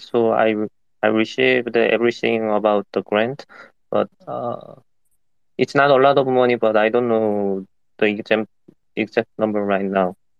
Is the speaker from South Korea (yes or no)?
yes; South Korea; I'm from South Korea